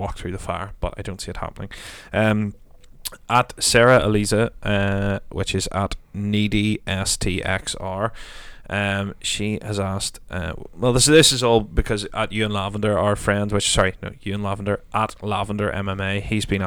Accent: Northern Ireland, United Kingdom; we're Northern Irish

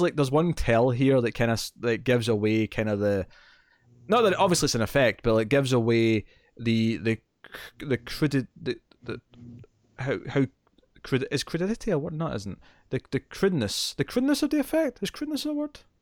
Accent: Scotland, United Kingdom; accent: Scottish; I still sound Scottish

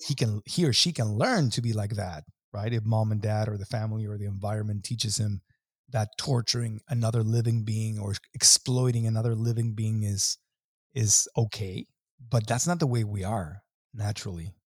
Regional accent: Mexico; growing up in Mexico

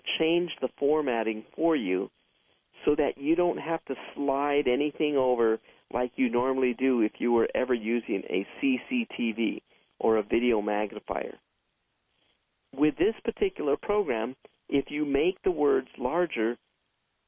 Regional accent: San Fernando Valley, California, United States; also born or lived in Santa Monica, California; After I was born, my family then moved to the San Fernando Valley where there was more land where we could grow more plants

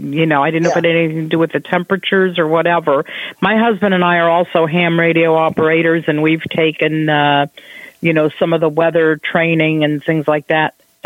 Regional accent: Ohio, United States; We're from Ohio. We're in Florida part of the year, but right now we're in Ohio.

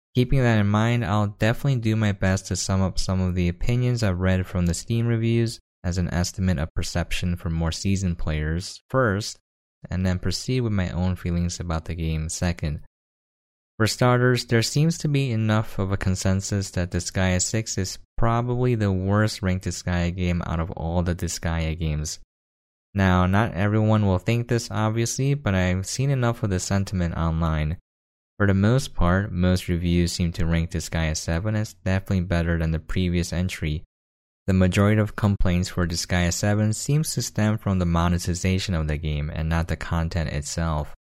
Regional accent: United States; I am an American

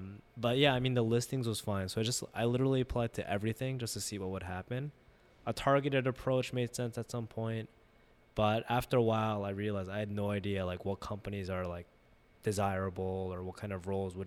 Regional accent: New York, United States; moved away as an adult; growing up in New York and then going to school locally

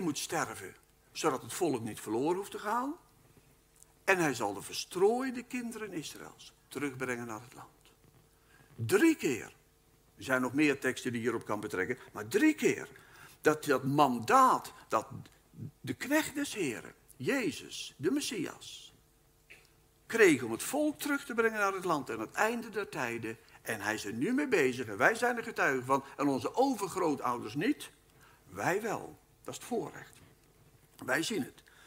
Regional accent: Netherlands; Wij wonen in Nederland en wij zijn Nederlanders

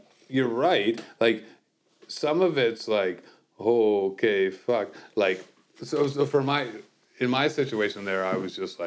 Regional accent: Kingston, Ontario, Canada; I grew up in Kingston

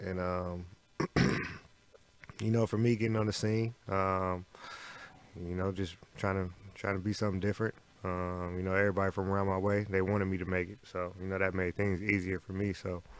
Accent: Alaska, United States; moved away as an adult; growing up in Alaska

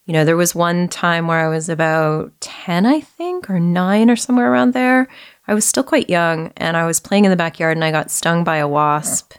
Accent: Vancouver, British Columbia, Canada; moved away as an adult; also born or lived in Toronto; I grew up uh, in Vancouver all the way through until uh, I finished high school. And then shortly after that, I uh, moved away to Toronto

